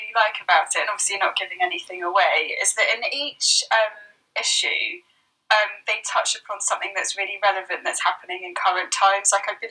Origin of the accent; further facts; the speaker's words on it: England, United Kingdom; Well, I'm English.